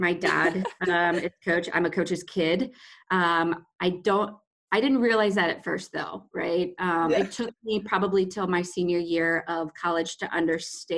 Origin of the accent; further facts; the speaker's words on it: Midwest, United States; moved away as an adult; also born or lived in Maine / Mississippi; I'm from the Midwest. So both were very different from, you know, what I grew up around.